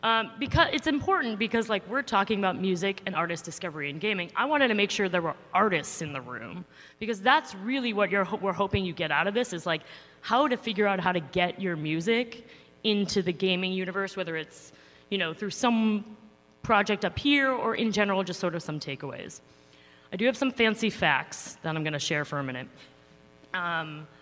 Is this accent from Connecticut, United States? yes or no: no; New York, United States; I'm a New Yorker